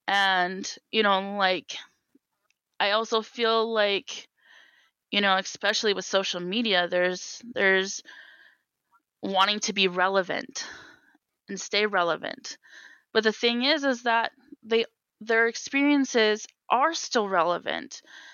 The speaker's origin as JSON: {"language": "English", "region": "Wisconsin", "country": "United States", "tie": "born or raised there", "also_born_or_lived": "Minnesota", "said": "Midwest life, I mean, I was born in Wisconsin, you know, I grew up between both Minnesota and Wisconsin."}